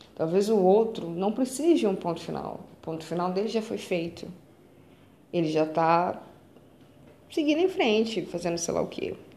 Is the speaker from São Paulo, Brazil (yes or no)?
no; Belo Horizonte, Minas Gerais, Brazil; sou de BH